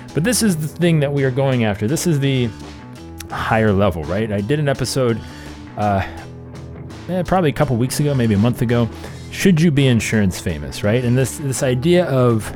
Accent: Cleveland, Ohio, United States; Cleveland, my hometown

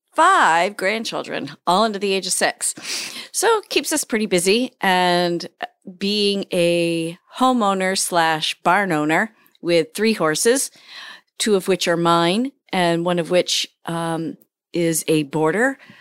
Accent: Hampden, Maine, United States; also born or lived in Dixmont, Maine / Warren, Maine; I am a, uh, lifelong resident of the state of Maine. Um, I've lived in central Maine, um, for a few years. I grew up in Hamden

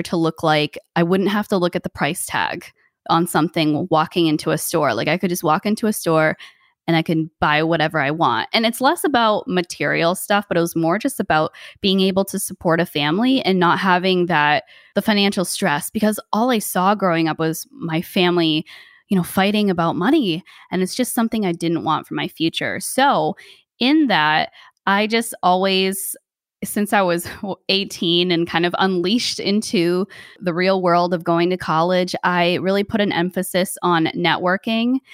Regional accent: United States; also born or lived in Thailand; now in New Jersey, United States; I am the first person in my family born in America.

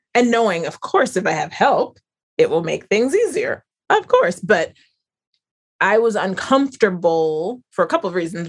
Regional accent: North Carolina, United States; where I grew up in North Carolina

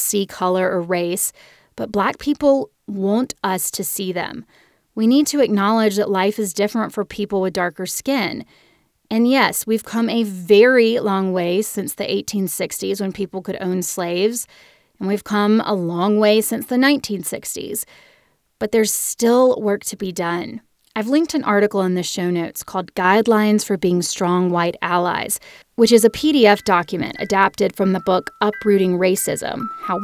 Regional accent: Birmingham, Alabama, United States; I've walked through the Birmingham Civil Rights Museum many times in my hometown

